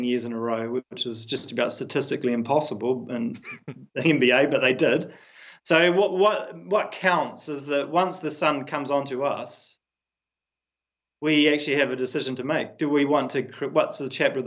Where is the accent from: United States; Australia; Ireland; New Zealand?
New Zealand; as a New Zealander